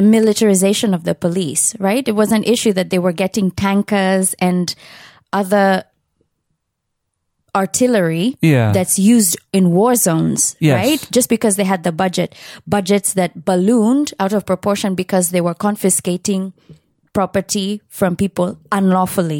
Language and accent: English; Kenya; my being a Kenyan who is not from the higher echelons in society